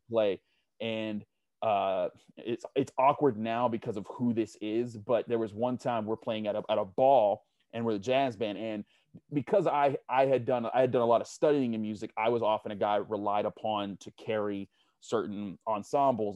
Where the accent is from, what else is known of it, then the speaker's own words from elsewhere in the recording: Pittsburgh, Pennsylvania, United States; I grew up in Homewood, you know, on the Homewood Point Breeze fringe